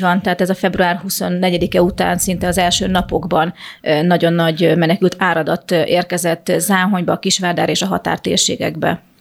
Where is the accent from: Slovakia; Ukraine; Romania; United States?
Ukraine; Chop, Zakarpattia Oblast; én kárpátai magyar vagyok, én csak csapon születtem